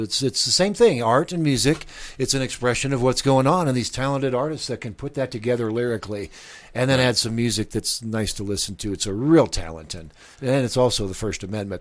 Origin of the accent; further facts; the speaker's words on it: Lincoln, Nebraska, United States; moved away as an adult; also born or lived in Miami / New Mexico; now in Albuquerque, United States; I grew up in Lincoln. I spent the first twenty-two years there